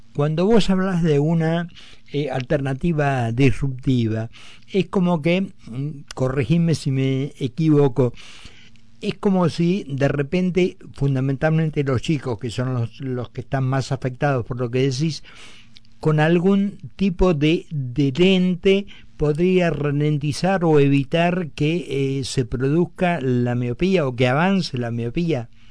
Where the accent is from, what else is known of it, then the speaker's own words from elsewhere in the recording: Argentina; me da un orgullo como argentino